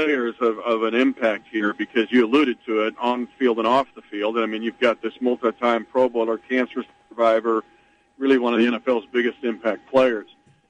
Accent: Smith Center, Kansas, United States; my hometown, Our Boys, by Joe Drape, about the Smith Center, Kansas football program

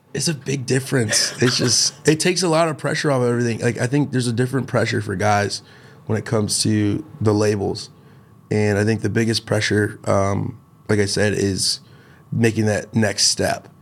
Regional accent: Chicago, Illinois, United States; from Chicago.

